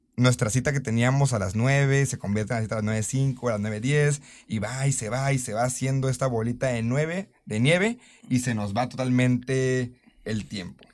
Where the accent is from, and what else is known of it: Mexico